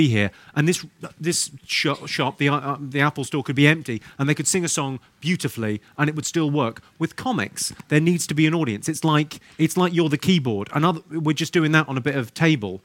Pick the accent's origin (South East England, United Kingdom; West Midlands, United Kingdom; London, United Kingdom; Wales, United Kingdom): South East England, United Kingdom; Slough; accent: posh; I'm from Slough